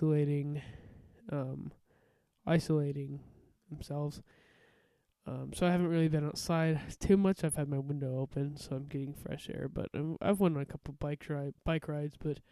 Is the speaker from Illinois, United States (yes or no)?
no; Iowa, United States; my home state of Iowa